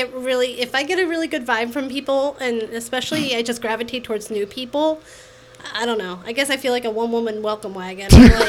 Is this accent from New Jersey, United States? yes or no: yes; Hammonton, New Jersey, United States; also born or lived in Marlton; I grew up in Hammonton, so Marlton was like the land of dreams to me.